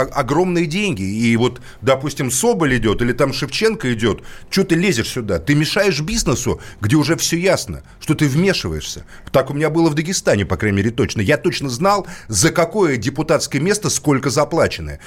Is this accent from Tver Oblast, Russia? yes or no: no; Moscow, Russia; как москвич